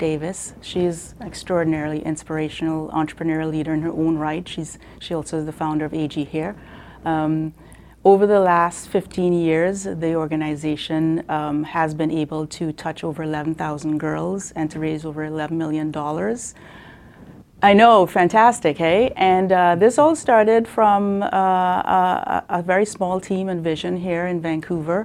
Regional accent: Trinidad & Tobago; now in Canada; I grew up in Trinidad, very humble beginnings

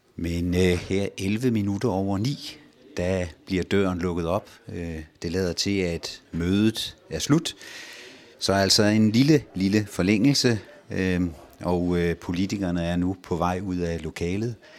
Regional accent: Holme-Olstrup, Zealand, Denmark; ude fra Holme-Olstrup, hvor jeg kommer fra

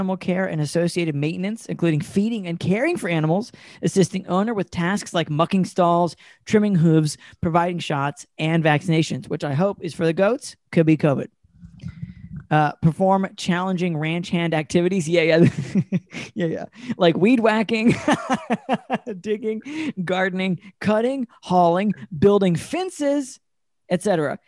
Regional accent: Asheville, North Carolina, United States; I'm from Asheville, North Carolina

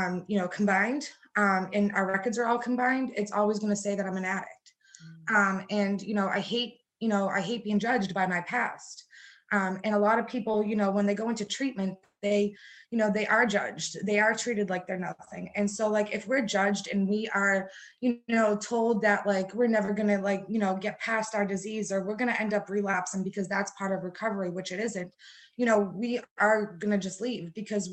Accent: Boston, Massachusetts, United States; I grew up in Boston for, you know, mostly all of my life

